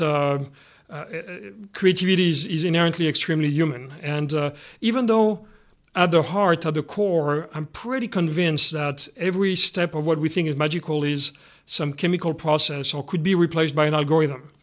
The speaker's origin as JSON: {"language": "English", "country": "Canada", "said": "being Canadian here"}